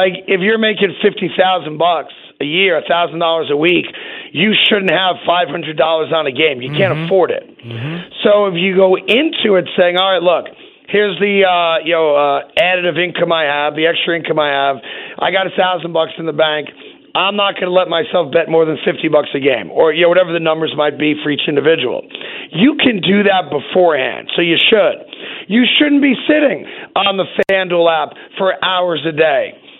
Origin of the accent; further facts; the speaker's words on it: New York, United States; only just as a New Yorker.